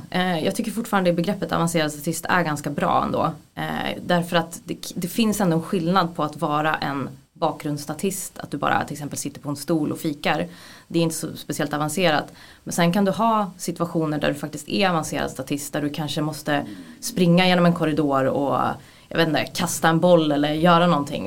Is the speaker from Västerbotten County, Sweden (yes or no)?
no; Gävle, Gävleborg County, Sweden; now in Stockholm, Sweden; jag är från Gävle från början, eh, jag är 33 år gammal men jag har bott i Stockholm väldigt länge